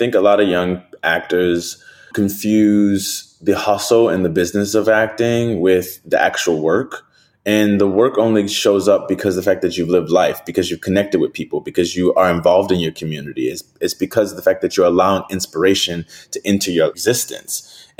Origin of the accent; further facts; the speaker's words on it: New Orleans, Louisiana, United States; My life, I'm from New Orleans. I eat crawfish. I eat red beans every Monday.